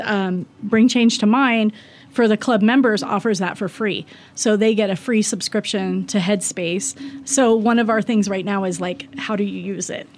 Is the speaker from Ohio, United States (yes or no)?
yes; Ohio, United States; now in Wyoming, United States; we're both from Ohio